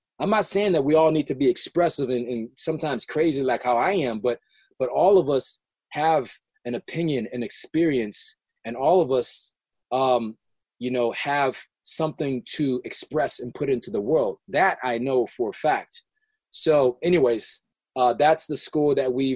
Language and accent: English; Los Angeles, California, United States; I grew up in South Central LA, South